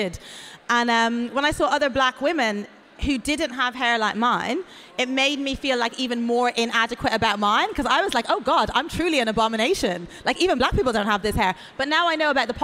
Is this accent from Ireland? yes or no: yes; Ireland; also born or lived in Atlanta, United States; now in England; when I was growing up in Ireland, there was no mixed race, I was a black girl